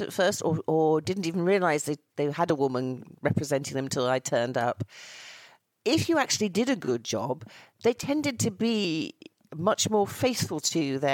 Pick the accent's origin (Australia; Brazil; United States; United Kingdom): United Kingdom; Bury, North West England; accent: northern; moved away as an adult; now in London, United Kingdom; I'm a lassie from Lancashire, having been, as you say, born in Bury.